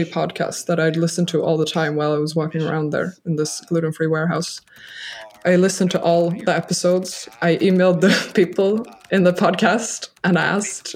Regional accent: a small suburb outside of Stockholm, Stockholm County, Sweden; now in Brussels, Belgium; I'm from Sweden, but with a Dutch mother as well. So I grew up in a small suburb outside of Stockholm in the nature

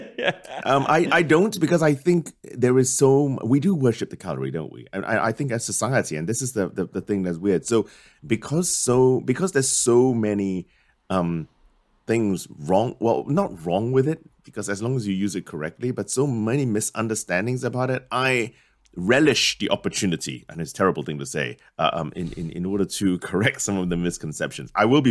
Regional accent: London, United Kingdom; born there; So I popped out, actually, so to speak, and in London, because my dad is a medic, well, retired medic, but he was pinging around.

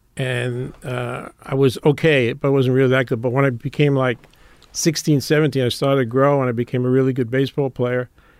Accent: New York City, New York, United States; I grew up in Brooklyn.

